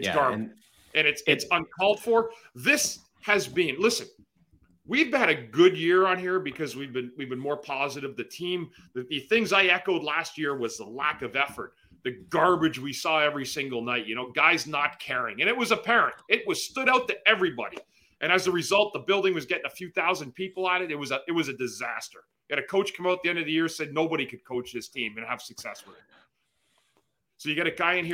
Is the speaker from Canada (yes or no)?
yes; Ottawa, Ontario, Canada; I'm from Ottawa